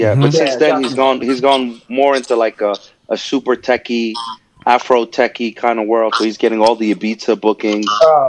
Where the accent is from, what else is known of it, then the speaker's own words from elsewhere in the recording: New York, United States; I'm from New York